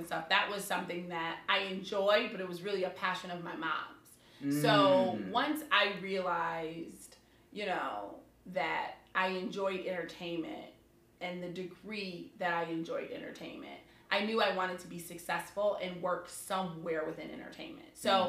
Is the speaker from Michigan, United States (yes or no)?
yes; West Bloomfield, Michigan, United States; moved away; also born or lived in Atlanta; I'm from West Bloomfield, Michigan. Okay. Suburbs of Detroit. Okay. Born and raised.